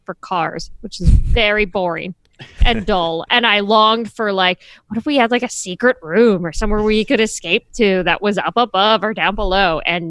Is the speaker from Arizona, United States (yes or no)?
no; California, United States; Growing up in California, you don't have attics or basements. You have detached garages or the garage.